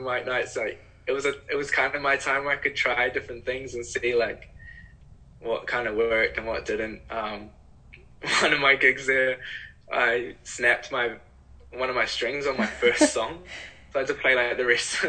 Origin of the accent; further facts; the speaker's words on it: Whangamata, Waikato, New Zealand; growing up in Whanga.